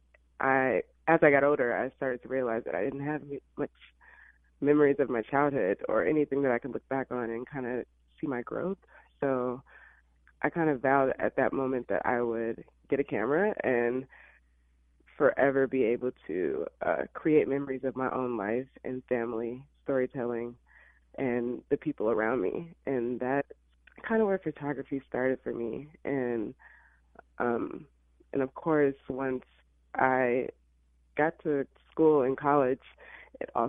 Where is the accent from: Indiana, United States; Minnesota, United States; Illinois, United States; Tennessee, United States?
Illinois, United States; born or raised there; moved away as an adult; also born or lived in Alabama; now in Los Angeles, United States